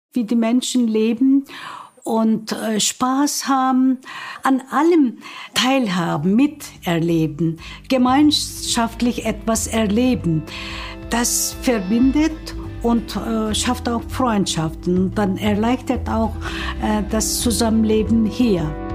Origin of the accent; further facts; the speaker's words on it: Turkey; German is a second language; moved away as an adult; now in Hildesheim, Germany; Ich bin 1950 in der Türkei geboren. Ich bin nach Deutschland gekommen 1970, direkt nach Hildesheim